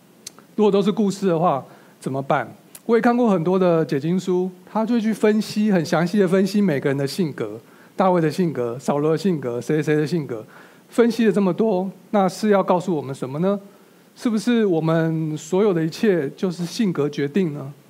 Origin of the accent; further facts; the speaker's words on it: China; 我是一个中国人，我可以理解在这个犹太文化下发生的这些事情